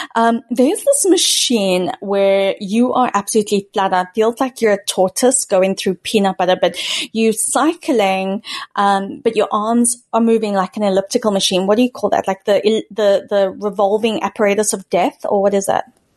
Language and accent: English; South Africa; moved away; growing up in South Africa